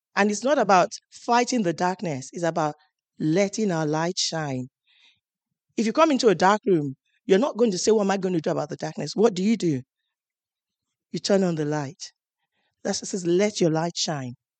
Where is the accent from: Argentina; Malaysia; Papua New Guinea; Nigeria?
Nigeria; moved away as an adult; now in United Kingdom; I'm coming from Nigeria